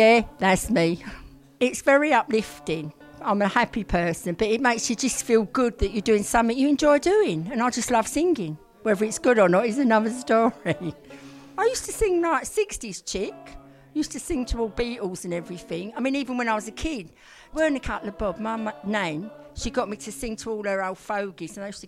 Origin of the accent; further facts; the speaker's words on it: London, United Kingdom; I was born and bred in Whitechapel